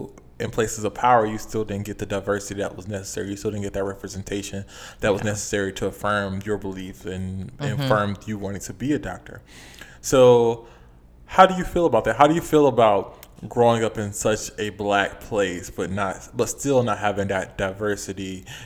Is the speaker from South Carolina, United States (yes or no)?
yes; Charleston, South Carolina, United States; I'm from the Chuck, the Deuce Deuce, the 843